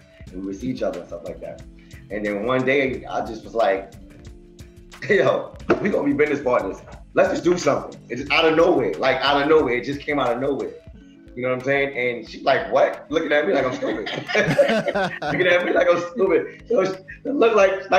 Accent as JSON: {"language": "English", "town": "New York City", "region": "New York", "country": "United States", "said": "I'm from Queens, New York as well"}